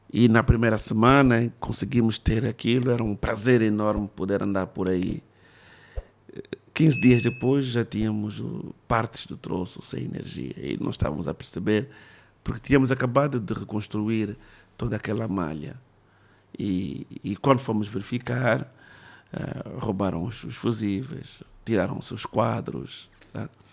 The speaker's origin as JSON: {"language": "Portuguese", "town": "Luanda", "region": "Luanda Province", "country": "Angola", "tie": "born or raised there", "said": "eu não conhecia Luanda onde cresci"}